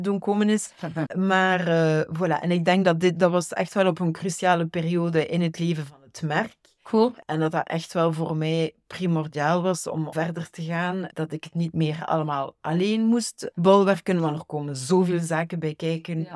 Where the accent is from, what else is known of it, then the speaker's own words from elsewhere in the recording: Ghent, Flanders, Belgium; moved away as an adult; now in Versailles, France; ik ben in Gent grootgebracht